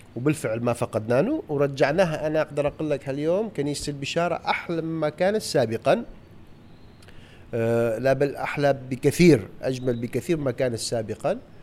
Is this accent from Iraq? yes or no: yes; Mosul, Nineveh, Iraq; أنا من الموصل ولادتي موصل